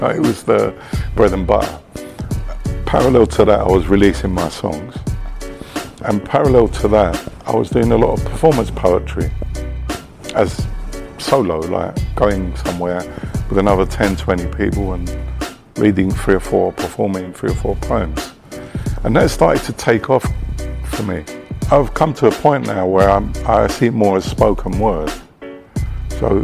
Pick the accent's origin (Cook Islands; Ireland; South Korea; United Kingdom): United Kingdom; moved away as an adult; now in Cyprus; we exist, not just as British Cypriots, but as Cypriots in a musical sense